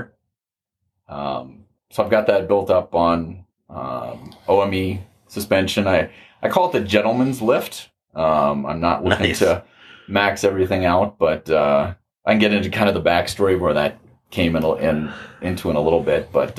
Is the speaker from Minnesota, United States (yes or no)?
yes; Minnesota, United States; I hail from Minnesota